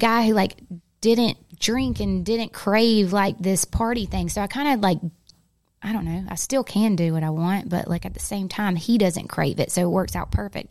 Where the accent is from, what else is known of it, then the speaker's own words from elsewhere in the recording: United States; accent: country; my country accent